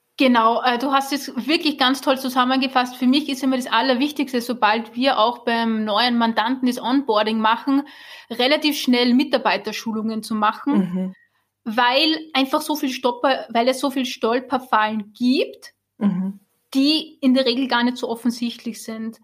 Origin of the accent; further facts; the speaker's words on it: Austria; moved away as an adult; now in Germany; ich bin ja Österreicherin, ich glaube, das hört man